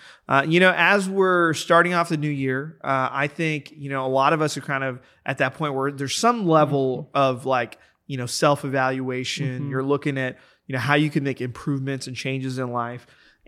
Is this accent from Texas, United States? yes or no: yes; Texas, United States; I grew up in Texas